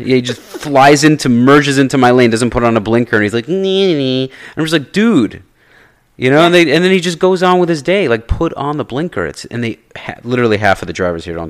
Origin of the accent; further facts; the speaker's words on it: New York, United States; I grew up in New York